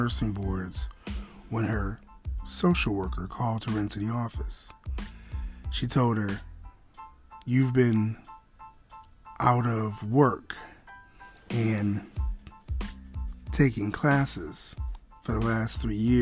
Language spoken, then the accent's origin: English; Buffalo, New York, United States; I was born in Buffalo, New York, 1969, January 26, at 10:35 in the morning